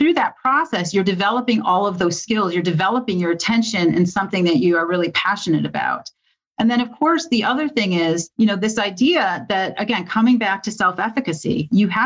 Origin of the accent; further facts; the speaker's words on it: Michigan, United States; I grew up in Michigan